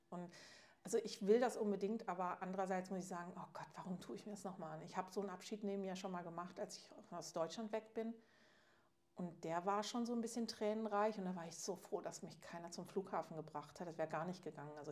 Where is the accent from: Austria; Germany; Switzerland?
Switzerland; ja, ist ja bei uns in der Schweiz